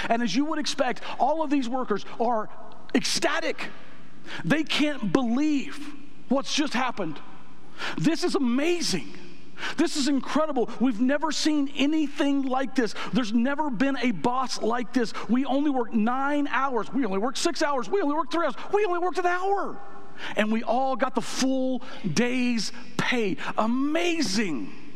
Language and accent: English; United States; I'm an American